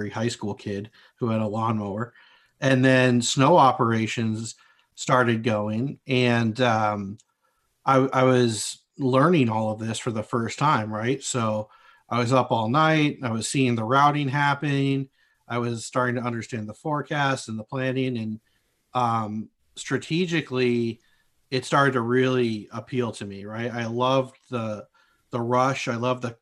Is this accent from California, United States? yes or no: yes; just north of Los Angeles, Southern California, United States; moved away as an adult; also born or lived in Marquette, Michigan; I was born and raised in Southern California, just north of Los Angeles